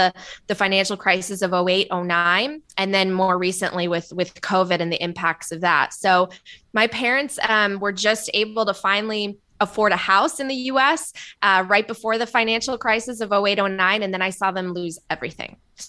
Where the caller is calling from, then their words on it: Los Angeles, California, United States; I'm calling in from beautiful, sunny, and hot Los Angeles. It does not feel like March 1st here.